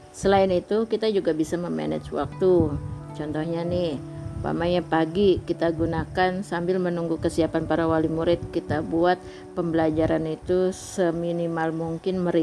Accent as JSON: {"language": "Indonesian", "town": "Depok", "region": "West Java", "country": "Indonesia", "tie": "born or raised there", "moved": "as an adult", "lives_now": "Duri, Indonesia", "said": "Ya karena dari kecil memang tinggalnya di Depok Terus pindah ke sini. Terus pindah ke Duri tahun 1999."}